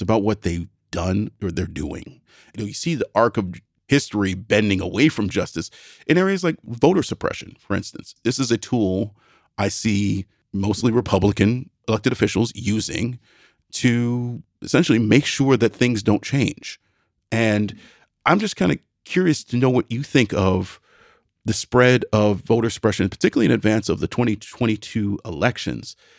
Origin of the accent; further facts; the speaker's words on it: Midwest, United States; I'm a Midwesterner